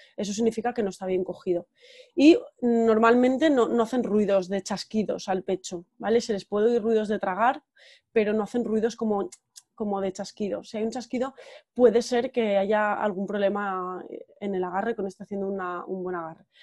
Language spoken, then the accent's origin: Spanish; Valencian Community, Spain; moved away as an adult; also born or lived in Terrassa; now in San Sebastián, Spain; soy valenciana, pero llevo ya unos años viviendo en Donosti desde 2012